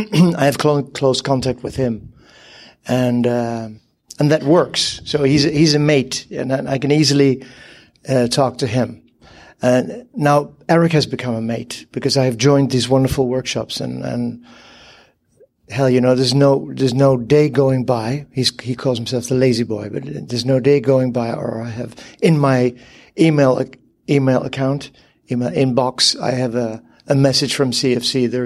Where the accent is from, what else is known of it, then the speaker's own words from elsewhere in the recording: Netherlands; so I'm from the Netherlands in Europe, capital Amsterdam.